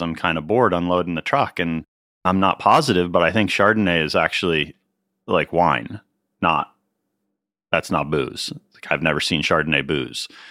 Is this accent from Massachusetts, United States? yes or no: no; Pittsburgh, Pennsylvania, United States; moved away as an adult; also born or lived in Cornas, France / Washington, D.C.; now in California, United States; I grew up in Pittsburgh, Pennsylvania